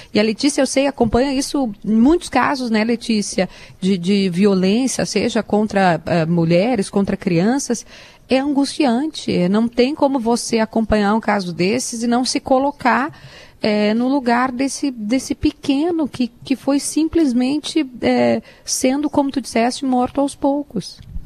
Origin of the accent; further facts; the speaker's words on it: Sombrio, Santa Catarina, Brazil; Na minha terra, o sombrio, meu avô é campeão é, de bocha